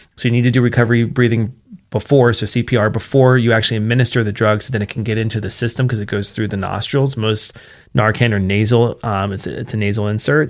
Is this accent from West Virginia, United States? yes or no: yes; Martinsburg, West Virginia, United States; moved away as an adult; now in Treasure Valley, Idaho, United States; my hometown in particular, uh, which is Martinsburg, West Virginia